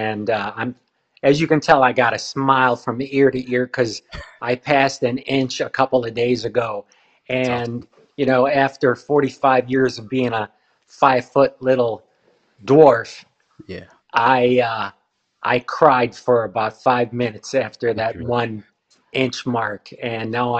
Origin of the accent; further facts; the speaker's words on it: Chicago, Illinois, United States; I'm from Chicago, and my parents were local circus performers. And then in high school, I was a gymnast